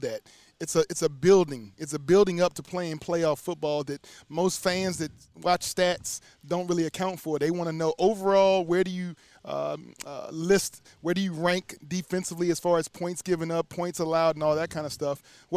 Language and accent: English; Charlottesville, Virginia, United States; being from UVA, being from my hometown